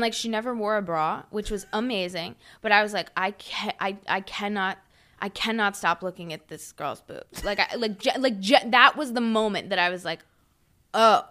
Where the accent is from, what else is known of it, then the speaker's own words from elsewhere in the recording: Huntersville, North Carolina, United States; moved away; I grew up in Huntersville